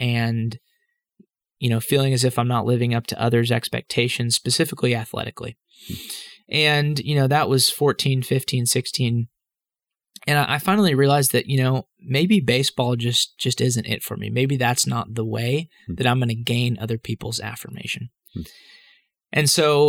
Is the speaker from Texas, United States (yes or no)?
yes; Dallas, Texas, United States; I grew up in Dallas, Texas